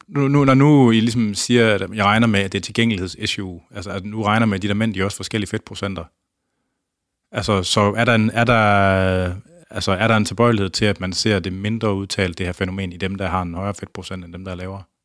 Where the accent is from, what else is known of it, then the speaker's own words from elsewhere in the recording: Skjern, Central Denmark Region, Denmark; also born or lived in Tarm; jeg er jo fra øh, Skjern, Tarm, eller jeg, gik, jeg voksede op uden for Skjern og gået på gymnasiet i Tarm.